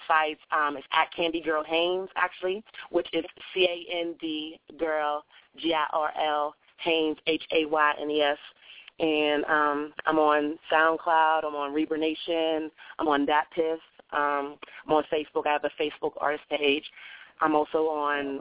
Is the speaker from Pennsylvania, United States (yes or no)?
yes; Pittsburgh, Pennsylvania, United States; now in Atlanta, United States; I'm from Pittsburgh, Pennsylvania, actually, but I'm living in the ATL now